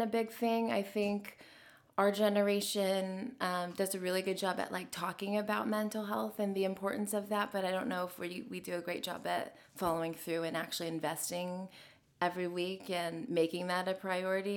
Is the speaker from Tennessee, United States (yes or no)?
yes; Nashville, Tennessee, United States; growing up here